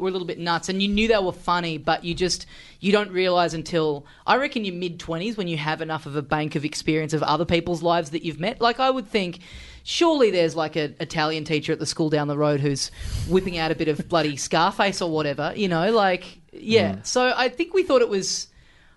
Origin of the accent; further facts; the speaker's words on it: Melbourne, Victoria, Australia; I'm from Melbourne